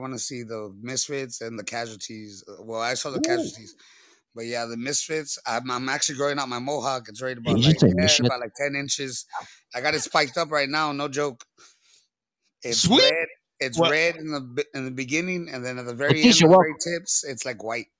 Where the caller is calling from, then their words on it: Texas, United States; I'm from the butthole of Texas, Hell's Waiting Room. I'm from the RGB, put a 956 a la verga, cuz.